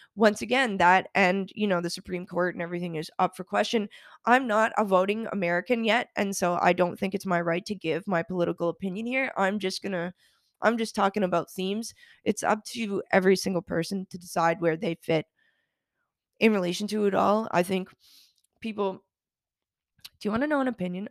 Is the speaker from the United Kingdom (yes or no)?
no; Canada; now in United States; Being Canadian and also doing a lot of work in Europe